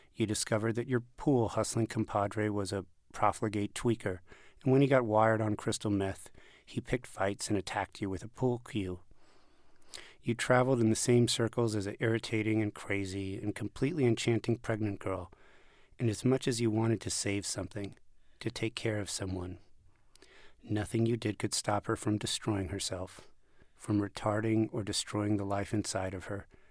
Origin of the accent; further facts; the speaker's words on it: Las Vegas, Nevada, United States; moved away as an adult; I was born in Las Vegas, Rick, and, uh, I lived there till I was eighteen years old